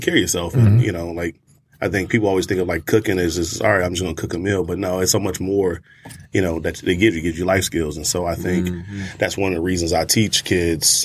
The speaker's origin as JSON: {"language": "English", "town": "Detroit", "region": "Michigan", "country": "United States", "tie": "born or raised there", "moved": "as an adult", "said": "growing up in Detroit, we had a backyard with a farm already"}